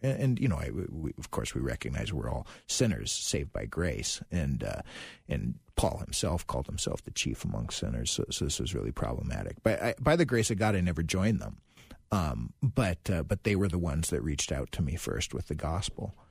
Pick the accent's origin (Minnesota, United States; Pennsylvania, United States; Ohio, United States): Minnesota, United States; Virginia; now in St. Louis Park, United States; I'm from Virginia, Minnesota originally